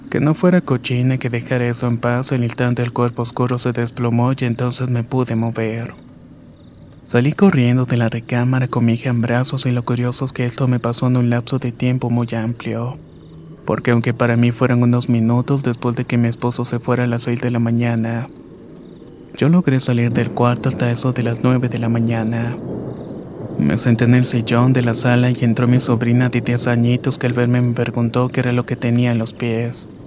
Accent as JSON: {"language": "Spanish", "country": "El Salvador", "lives_now": "Los Angeles, United States", "said": "Vivo en la ciudad de Los Ángeles, California desde hace 18 años pero soy originario de El Salvador."}